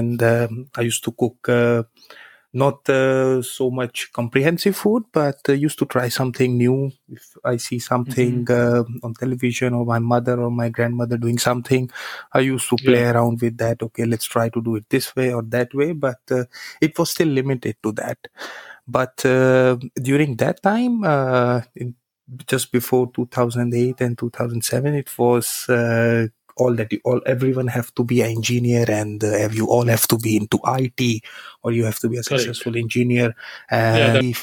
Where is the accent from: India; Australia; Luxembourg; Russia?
India; Haridwar, Uttarakhand; born or raised there; moved away as an adult; also born or lived in Kolkata; now in Prague, Czech Republic